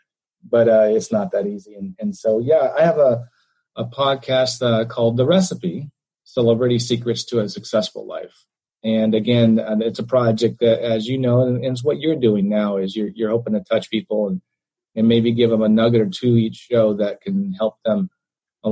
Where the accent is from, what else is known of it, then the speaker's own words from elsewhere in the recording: St. Johnsbury, Vermont, United States; We grew up in Vermont, in St. Johnsbury, Vermont